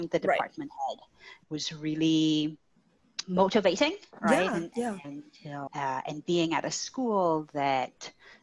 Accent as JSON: {"language": "English", "country": "Trinidad & Tobago", "tie": "born or raised there", "moved": "yes", "said": "I grew up in Trinidad and Tobago"}